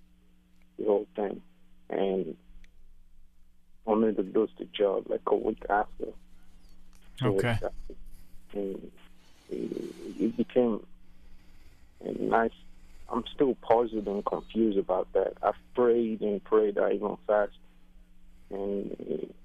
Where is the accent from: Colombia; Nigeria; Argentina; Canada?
Nigeria; now in United States; I'm from Nigeria, and I've been out here in the country, the United States, for a while